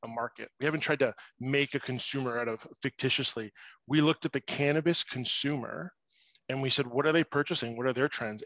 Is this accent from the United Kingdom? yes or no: no; Toronto, Ontario, Canada; I'm actually born and raised in Toronto, just outside